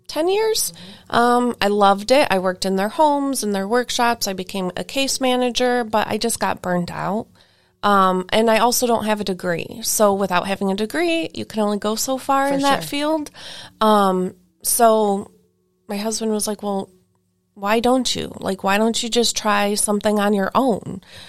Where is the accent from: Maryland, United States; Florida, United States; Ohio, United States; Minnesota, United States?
Ohio, United States; Lake County; also born or lived in Geauga County, Ohio; I grew up in Lake County before I lived here when I was younger, but I grew up in Lake County as like my older